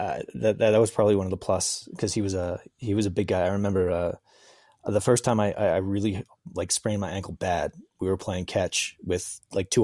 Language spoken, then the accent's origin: English; Rockville Centre, New York, United States; accent: New York; moved away as an adult; now in South Africa; I grew up on Long Island, Rockville Center